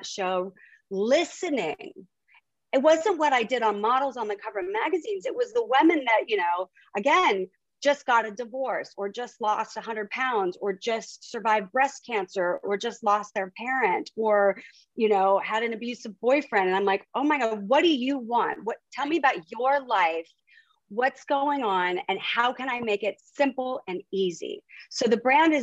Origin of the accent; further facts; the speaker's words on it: Huntington Beach, California, United States; moved away as an adult; also born or lived in Miami / Europe; now in New York City, United States; So we grew up in Huntington Beach, California.